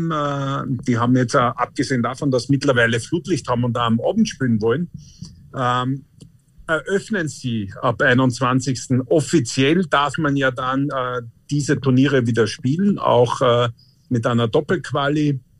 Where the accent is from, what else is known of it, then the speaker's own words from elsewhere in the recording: Annenheim, Carinthia, Austria; meine Heimat ist halt da unten, ja